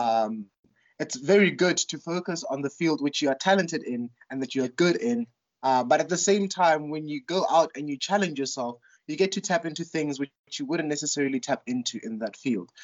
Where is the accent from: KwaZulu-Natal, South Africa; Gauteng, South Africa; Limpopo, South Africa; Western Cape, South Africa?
Gauteng, South Africa; Soshanguve; also born or lived in Johannesburg (St Stithians, high school); now in Makhanda, South Africa; I was born in Soshanguve, which is a township um, north of Pretoria, and so we lived in a in a Soshanguve is divided into blocks. So we lived in block JJ